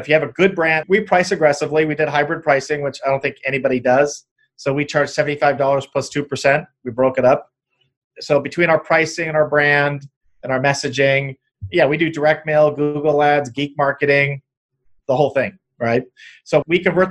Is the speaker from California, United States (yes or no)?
yes; Apple Valley, California, United States; Southern California, I'm from Apple Valley